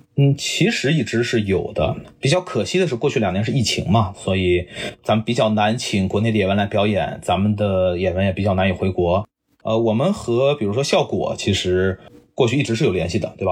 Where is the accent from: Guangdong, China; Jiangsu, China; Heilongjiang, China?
Jiangsu, China; Nanjing; moved away as an adult; now in Silicon Valley, United States; 我老家我是南京人，然后最早这件事就是从苹果公司里的南京同事开始帮我